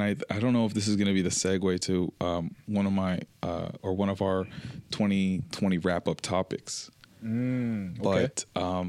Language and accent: English; Toronto, Ontario, Canada; I'm from Toronto